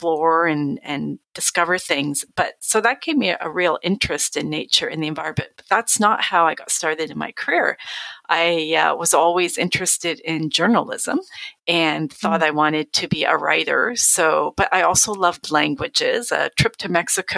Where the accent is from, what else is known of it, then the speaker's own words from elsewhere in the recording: Strathroy, Ontario, Canada; I was raised on a farm in southwestern Ontario. So I was born and raised in Middlesex County, born in Strathroy Hospital.